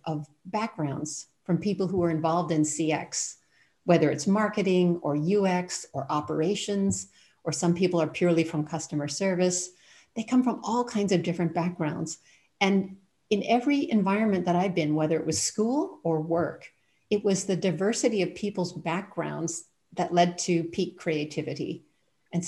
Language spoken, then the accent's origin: English; Canada; moved away as an adult; also born or lived in United States / England / Thailand / Ireland; now in Germany; I'm originally from Canada and ended up moving to the United States for my master's degree